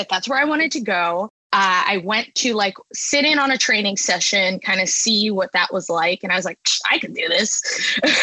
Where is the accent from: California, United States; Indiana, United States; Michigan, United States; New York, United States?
New York, United States; Long Island; moved away as an adult; also born or lived in Boston; I'm from New York, born and raised Long Island, and I went away to Boston